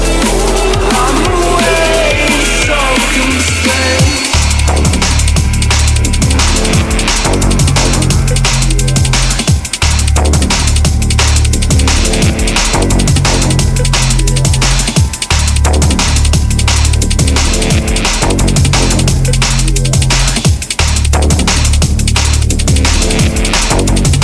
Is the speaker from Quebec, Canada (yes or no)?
no; Toronto, Ontario, Canada; now in England; Toronto, and that's my hometown. That's where I grew up, that's where I'm from